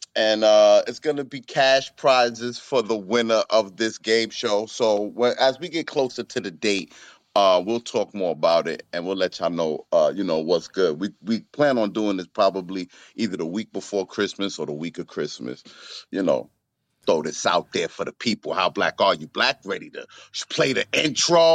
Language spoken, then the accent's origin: English; New York City, New York, United States; I'm from the Bronx